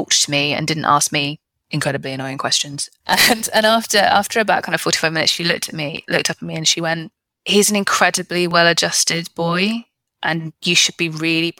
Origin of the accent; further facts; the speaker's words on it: United Kingdom; I'm British